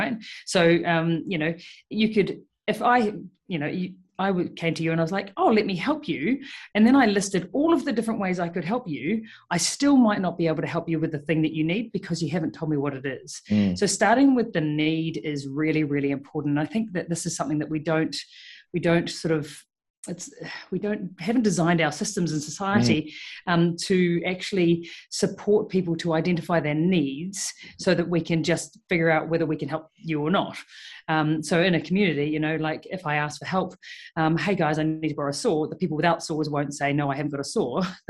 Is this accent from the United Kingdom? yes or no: no; New Zealand; moved away as an adult; now in Melbourne, Australia; I moved to Melbourne 6 years ago, 2015, and started my career as a vet over here. And I moved from New Zealand